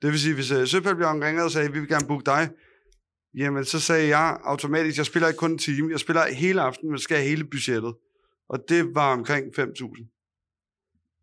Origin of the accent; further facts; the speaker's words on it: Copenhagen, Capital Region of Denmark, Denmark; jeg er og opvokset på Østerbro